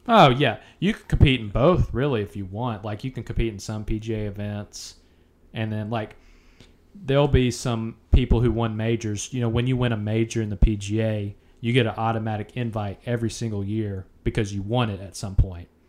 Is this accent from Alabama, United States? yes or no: yes; Montgomery, Alabama, United States; I was born in Montgomery, Alabama